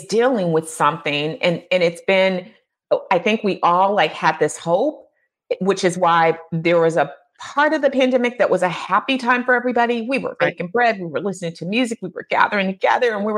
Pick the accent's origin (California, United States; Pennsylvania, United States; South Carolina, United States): California, United States; now in Midwest, United States; growing up in California and moving to the Midwest, and even though my parents were Midwesterners